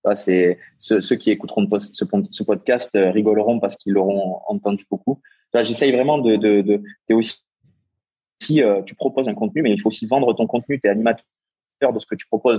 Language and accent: French; Castres, Occitania, France; je viens pas de Toulouse, je viens de, de Castres, donc euh, qui est à une heure de Toulouse